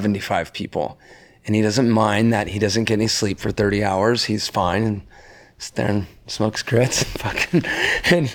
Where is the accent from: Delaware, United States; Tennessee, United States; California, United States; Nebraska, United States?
California, United States; Laguna Beach; I grew up in Laguna Beach where everyone was listening to reggae